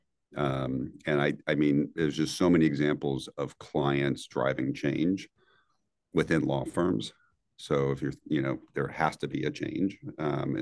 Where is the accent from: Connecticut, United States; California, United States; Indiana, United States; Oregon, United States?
Indiana, United States; Northwest; moved away; also born or lived in New York; growing up in Northwest Indiana as a high schooler